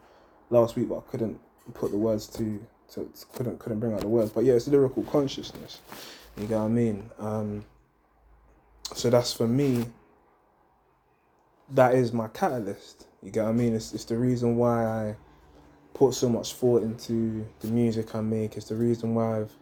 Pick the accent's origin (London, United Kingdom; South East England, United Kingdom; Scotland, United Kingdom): London, United Kingdom; also born or lived in Hackney, London; where I grew up, I was born in Hackney, but a lot of my time was spent in Edmonton, because my mum was basically dropping us to school in Edmonton